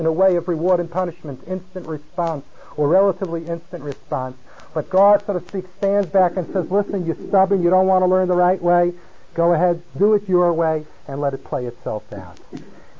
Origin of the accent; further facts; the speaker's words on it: California, United States; moved away; I come from California.